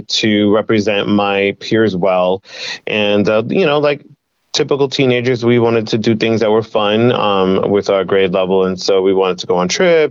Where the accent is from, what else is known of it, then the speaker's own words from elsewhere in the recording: Brentwood, New York, United States; Born and raised in Brentwood